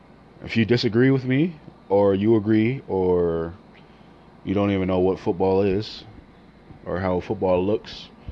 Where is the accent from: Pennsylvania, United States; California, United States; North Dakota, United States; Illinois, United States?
Illinois, United States; Chicago; When you're truly born and raised in Chicago